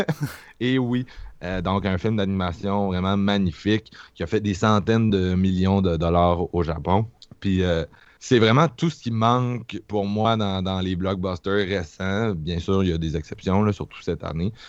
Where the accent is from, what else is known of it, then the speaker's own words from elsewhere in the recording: Quebec, Canada; je viens de Québec